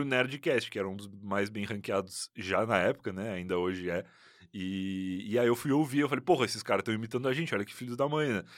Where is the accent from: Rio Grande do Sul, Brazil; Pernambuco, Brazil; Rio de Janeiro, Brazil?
Rio Grande do Sul, Brazil; Rio Grande; moved away as an adult; now in São Paulo, Brazil; eu nasci em Rio Grande, que é uma cidade no sul do Rio Grande do Sul